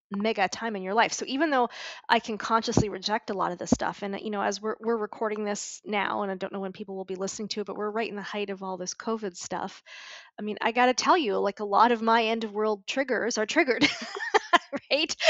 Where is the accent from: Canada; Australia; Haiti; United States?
Canada; Montreal, Quebec; moved away as an adult; also born or lived in Vancouver; I moved out of home when I was 20. I moved from Montreal to Vancouver